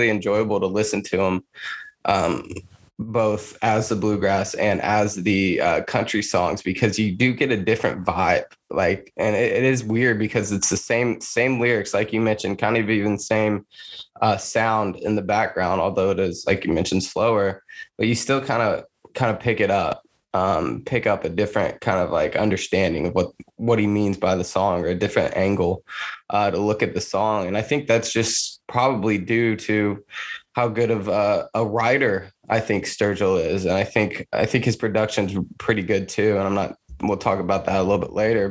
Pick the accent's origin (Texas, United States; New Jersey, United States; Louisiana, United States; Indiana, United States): Indiana, United States; Rush County; I grew up in Rush County